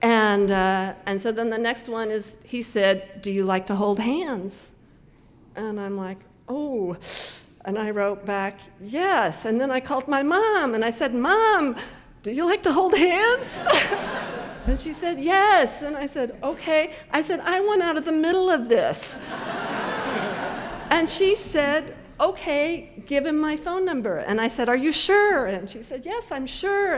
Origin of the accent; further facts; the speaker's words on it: Cheyenne, Wyoming, United States; I grew up in Cheyenne